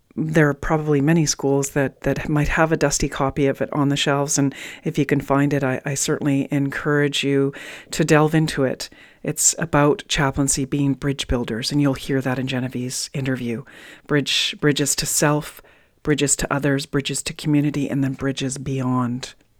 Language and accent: English; British Columbia, Canada; I grew up in Western Canada in, in BC